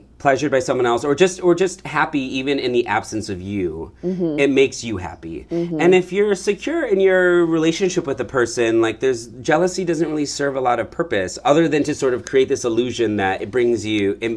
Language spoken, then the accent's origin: English; Michigan, United States; now in San Francisco, United States; I'm from Michigan